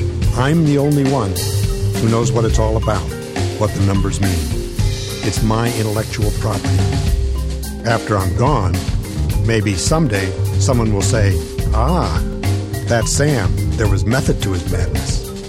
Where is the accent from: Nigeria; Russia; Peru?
Nigeria; moved away as an adult; now in United States; I come from Nigeria originally. I came to California to go to college.